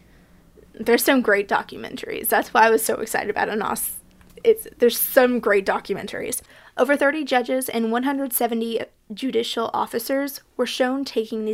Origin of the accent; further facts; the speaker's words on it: United States; for you Americans listening, like me